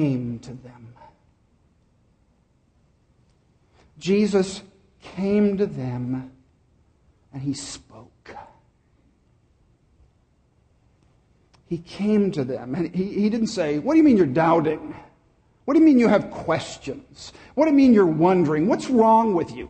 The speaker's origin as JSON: {"language": "English", "town": "Dallas", "region": "Texas", "country": "United States", "tie": "born or raised there", "said": "I grew up in Dallas"}